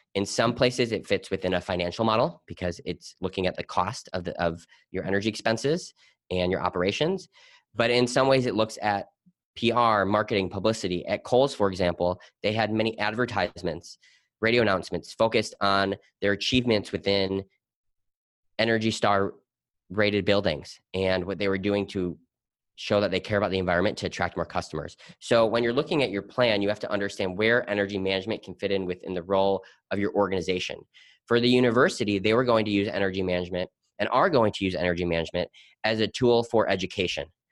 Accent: Milwaukee, Wisconsin, United States; growing up in Milwaukee, Wisconsin, my family owned a recycling plastics company.

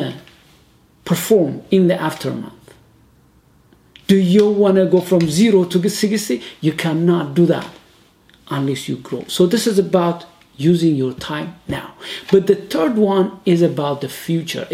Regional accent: Ethiopia; I'm from Ethiopia

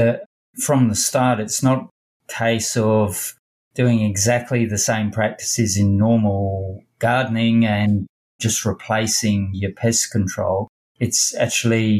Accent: England, United Kingdom; now in Perth, Australia; When I grew up in England

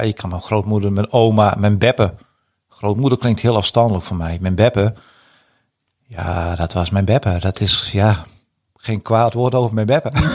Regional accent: Friesland, Netherlands; in dit stuk van Friesland, ook waar ik ben opgegroeid

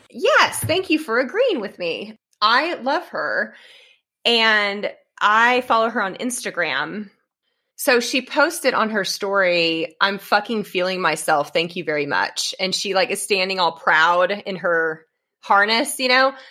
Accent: Edmond, Oklahoma, United States; also born or lived in Stillwater, Oklahoma / Enid, Oklahoma; growing up in Edmonds my whole life, going to college in Stillwater, living in Enid for a while. Um, I was just Oklahoma born and bred

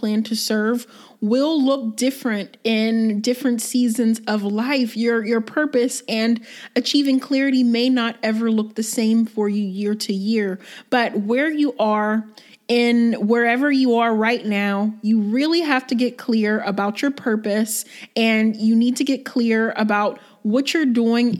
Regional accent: Myrtle Beach, South Carolina, United States; also born or lived in Pennsylvania; I'm actually originally from Myrtle Beach, South Carolina. Well, that's where I grew up. I was born in Pennsylvania, but I spent half of my life in Myrtle Beach

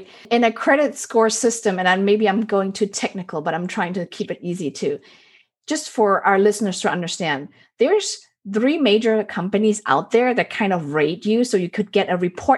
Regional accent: Germany; now in United States; when I was raised in Germany

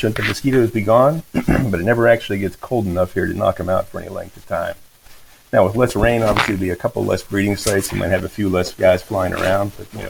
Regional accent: Pittsburgh, Pennsylvania, United States; moved away as an adult; now in Florida, United States; So we relocated here from Pittsburgh originally. Moved over to Singapore for my last career as a mechanical engineer. Came back to Florida to be near some family when our youngest son was on his way.

